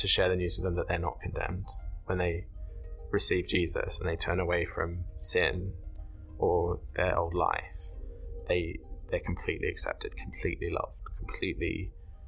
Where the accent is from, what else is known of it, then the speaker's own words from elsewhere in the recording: Sydney, New South Wales, Australia; moved away as an adult; now in Oxford, United Kingdom; I am from Sydney, Australia originally. I was brought up there and then moved over here to study theology at the University of Oxford